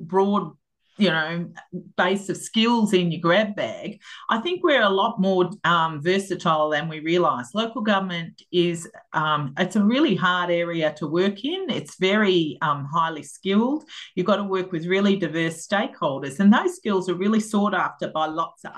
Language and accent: English; Melbourne, Victoria, Australia; I grew up out in North Clayton and had, you know, long cherished that area of Melbourne